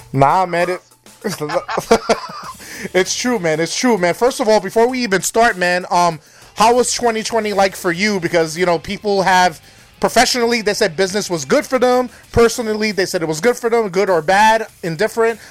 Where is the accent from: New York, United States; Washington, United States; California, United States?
New York, United States; now in Wisconsin, United States; I'm originally from New York, and I'm in Wisconsin